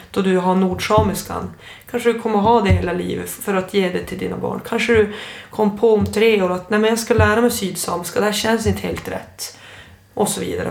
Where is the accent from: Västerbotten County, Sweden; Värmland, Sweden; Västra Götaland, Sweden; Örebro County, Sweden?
Västerbotten County, Sweden; Storuman; first language Ume Sami; Jag växte upp i Losby i Storuman